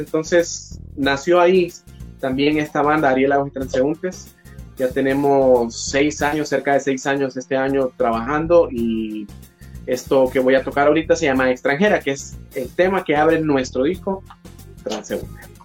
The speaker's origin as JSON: {"language": "Spanish", "town": "Tegucigalpa", "region": "Francisco Morazán", "country": "Honduras", "said": "soy hondureño, orgullosamente de la capital"}